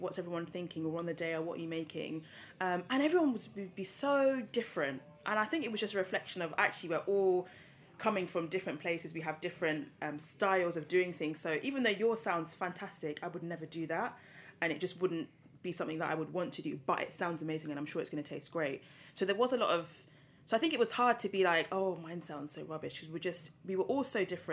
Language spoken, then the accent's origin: English; London, United Kingdom; I've born and bred in London